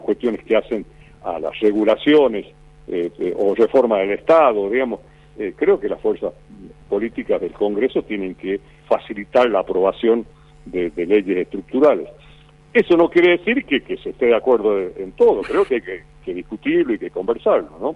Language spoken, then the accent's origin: Spanish; Argentina; somos un país de caudillos